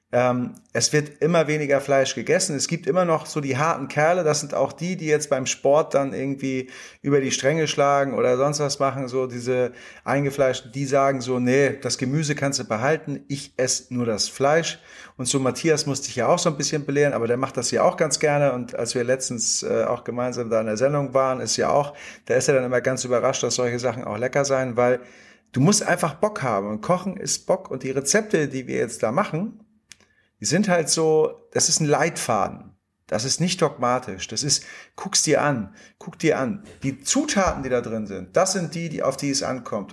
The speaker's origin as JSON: {"language": "German", "region": "Hamburg", "country": "Germany", "said": "als Hamburger Jungen"}